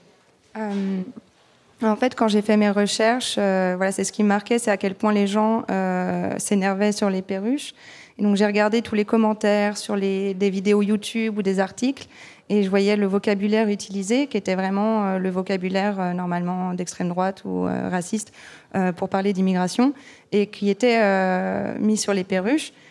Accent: France; je suis née, j'ai grandi en France

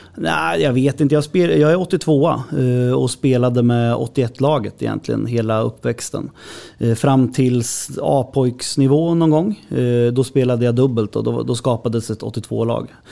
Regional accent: Hallsberg, Örebro County, Sweden; jag är uppfostrad i Hallsberg, i HK Järnvägen

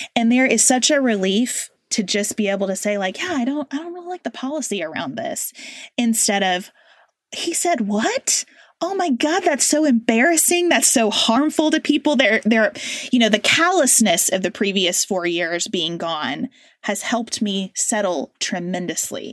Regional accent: United States

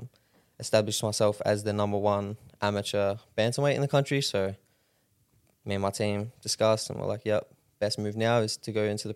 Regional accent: Rockhampton, Queensland, Australia; Yeah, born and raised here in Rocky.

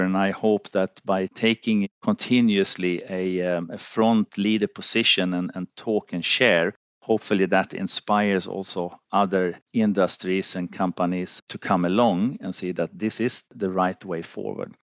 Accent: Finland; moved away as an adult; also born or lived in Sweden; I'm from Finland, lived, uh, a long period also in, in Sweden

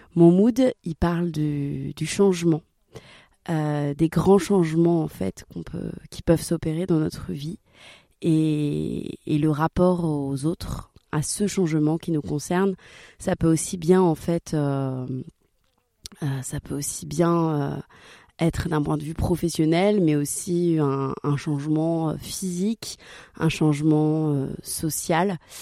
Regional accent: Marseille, Provence-Alpes-Côte d'Azur, France; je viens de Marseille

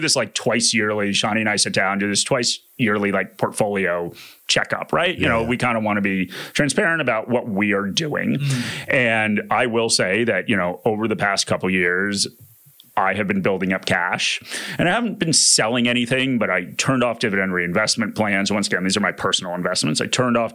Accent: United States; accent: American; moved away as an adult; now in Australia

